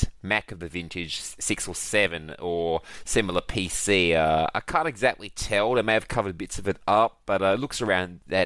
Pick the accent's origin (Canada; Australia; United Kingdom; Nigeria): Australia; I'm Australian.